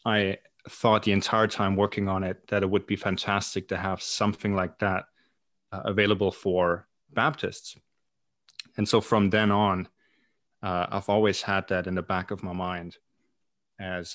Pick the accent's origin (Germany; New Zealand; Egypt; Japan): Germany; East Germany; moved away as an adult; now in Glasgow, United Kingdom; I am originally from Germany